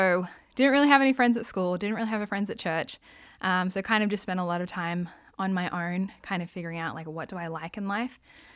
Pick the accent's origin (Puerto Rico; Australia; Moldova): Australia; Sydney, New South Wales; Well, I'm Australian, so I grew up in Australia. Yes. I was born in Sydney, which everybody knows Sydney, Opera House, Harbour Ridge. So I actually grew up in the suburbs, in the eastern suburbs